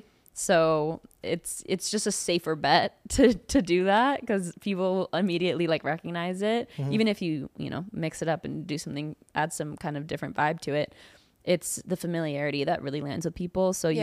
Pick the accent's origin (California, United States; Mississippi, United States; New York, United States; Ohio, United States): California, United States; … was like what I grew up. Because I'm from the Bay Area.